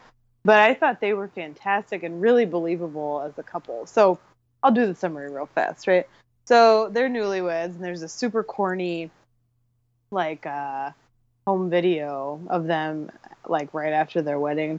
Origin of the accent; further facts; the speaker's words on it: United States; I'm not British